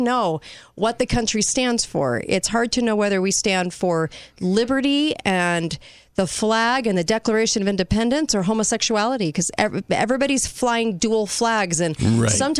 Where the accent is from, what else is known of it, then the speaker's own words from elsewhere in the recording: United States; I'm American.